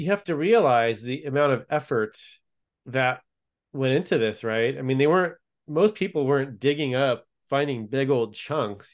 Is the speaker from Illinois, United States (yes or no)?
no; California, United States; I grew up in California